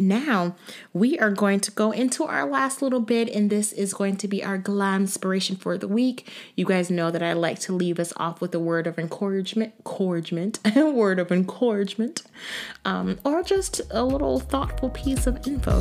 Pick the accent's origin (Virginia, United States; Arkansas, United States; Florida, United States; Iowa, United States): Florida, United States; also born or lived in New York, New Jersey area; now in New York/New Jersey area, United States; I'm from Florida